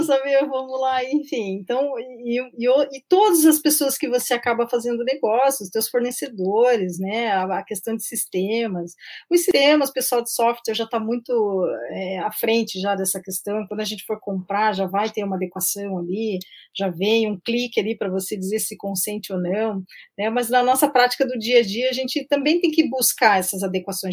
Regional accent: Curitiba, Paraná, Brazil; eu sou de Curitiba

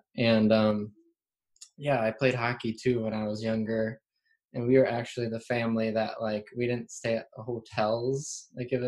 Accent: Central Wisconsin, United States; I live in the Central Wisconsin area like my whole life

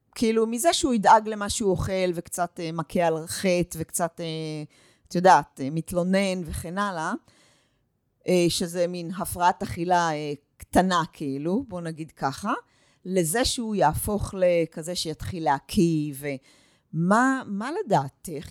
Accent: Northern Israel, Israel; also born or lived in United States; אני מגיעה מהצפון, ואני עובדת עם נשים מכל רחבי הארץ, ואני הגעתי מארצות הברית

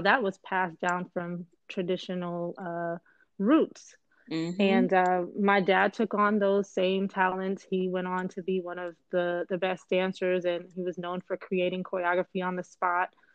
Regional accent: Belize; I am originally from Belize in Central America.

